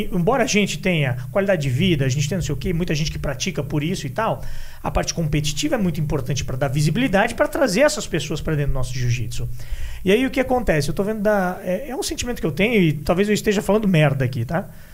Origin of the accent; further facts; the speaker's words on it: Brazil; a gente aqui, como brasileiro